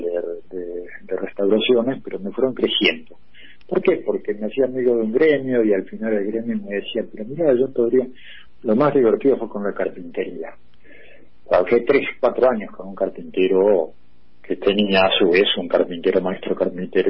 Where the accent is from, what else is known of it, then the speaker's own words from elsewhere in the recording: Buenos Aires, Argentina; also born or lived in Italy / Spain; soy porteño, nací en Buenos Aires y en realidad viví casi toda mi vida en Buenos Aires